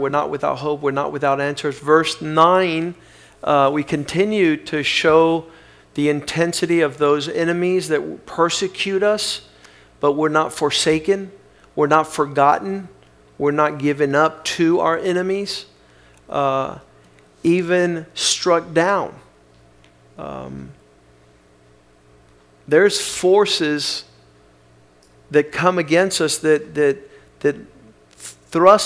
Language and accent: English; South Florida, United States; I grew up here in South Florida